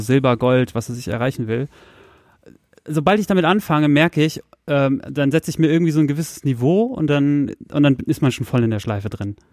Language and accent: German; Soltau, Lower Saxony, Germany; moved away; meine alte Heimatstadt Soltau